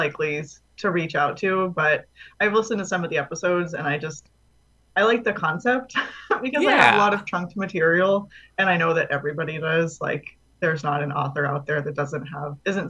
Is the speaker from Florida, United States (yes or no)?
yes; Florida, United States; Florida, which is where I'm from